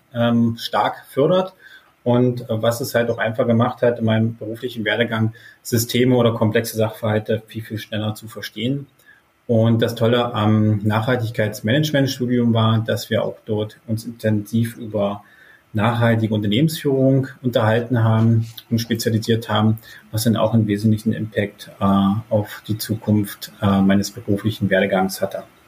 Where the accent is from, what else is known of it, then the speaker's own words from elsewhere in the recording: Wittenberg, Saxony-Anhalt, Germany; kommen die Gründer, also Simon und ich, hier auch gebürtig aus der Lutherstadt Wittenberg